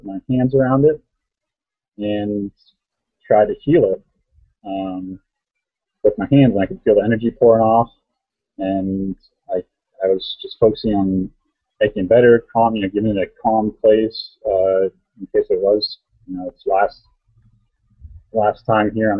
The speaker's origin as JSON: {"language": "English", "town": "Erie", "region": "Pennsylvania", "country": "United States", "said": "I'm from Erie, Pennsylvania"}